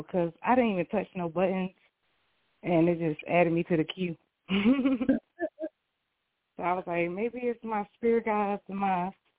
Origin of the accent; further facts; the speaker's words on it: Durham, North Carolina, United States; by way of Durham, North Carolina, shout out to that Bull City.